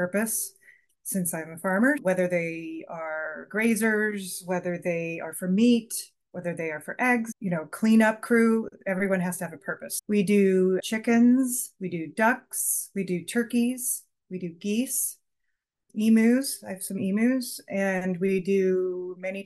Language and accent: English; Southern California, United States; moved away as an adult; now in Vermont, United States; We're from California